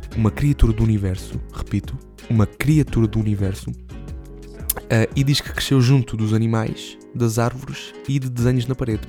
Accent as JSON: {"language": "Portuguese", "region": "Alentejo", "country": "Portugal", "tie": "born or raised there", "said": "aqui na minha terra"}